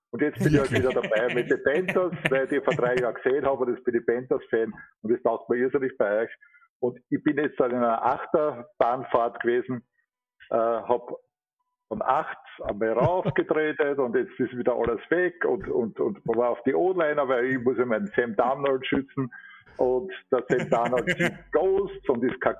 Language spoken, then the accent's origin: German; Vienna, Austria; Ich bin ein echter Wiener, ja, ich bin in Immerhin geboren, 11. Bezirk, richtig auf der Hart, wo man so sagt, Timmering